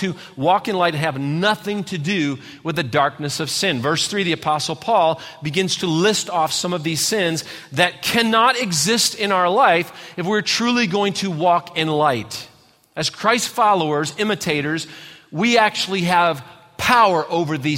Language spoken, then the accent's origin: English; Redford, Michigan, United States; my little tiny house I grew up in outside of Detroit, Michigan, in a little town called Redford